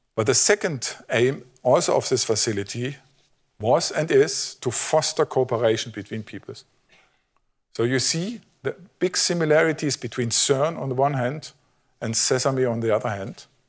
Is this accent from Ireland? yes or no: no; Germany; I'm from Germany